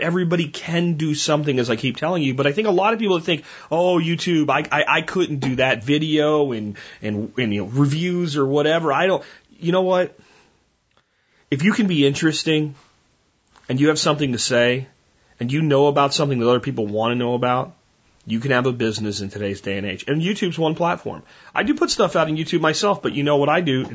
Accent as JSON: {"language": "English", "region": "Texas", "country": "United States", "said": "being a Texan"}